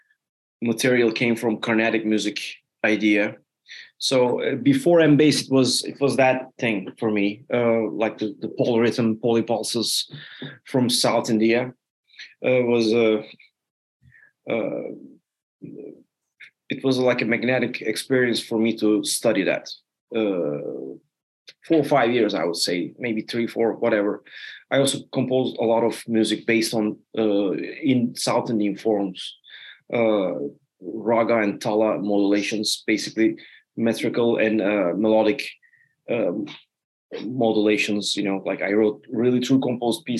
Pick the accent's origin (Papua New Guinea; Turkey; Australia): Turkey; also born or lived in Netherlands; now in United States; I come from Turkey